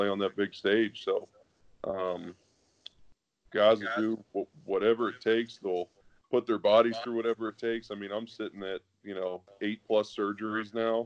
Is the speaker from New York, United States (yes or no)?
no; Pennsylvania, United States; I'm from Pennsylvania, obviously, but I play in LA now